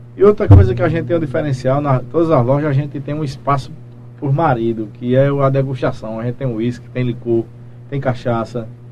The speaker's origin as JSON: {"language": "Portuguese", "town": "Belém", "region": "Paraíba", "country": "Brazil", "tie": "born or raised there", "also_born_or_lived": "Guarabira", "said": "Eu sou natural de Guarabira, nasci em Guarabira, porém moro em Belém desde, desde acho que um mês de nascido"}